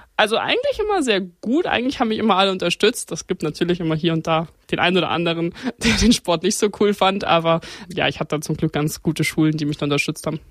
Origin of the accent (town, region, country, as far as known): Grünwald, Bavaria, Germany; born or raised there